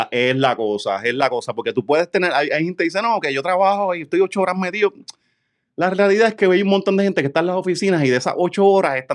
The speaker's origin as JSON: {"language": "Spanish", "town": "Ponce", "country": "Puerto Rico", "moved": "yes", "said": "yo me mudé, yo me mudé eh, de Ponce en 2013."}